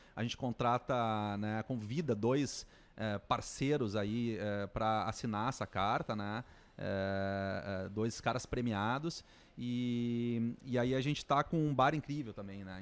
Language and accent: Portuguese; Gramado, Rio Grande do Sul, Brazil; sou de Gramado